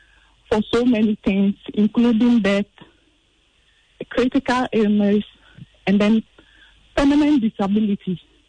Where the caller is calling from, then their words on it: Sunyani, Bono, Ghana; I'm calling from Sunyani.